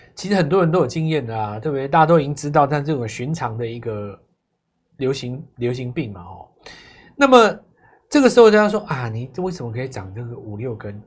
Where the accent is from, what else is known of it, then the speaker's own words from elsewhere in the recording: Taiwan; 我们台湾人